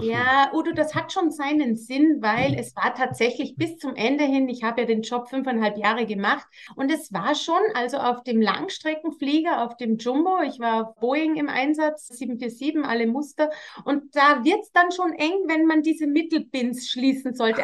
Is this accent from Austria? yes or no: yes; Austria; bei uns in Österreich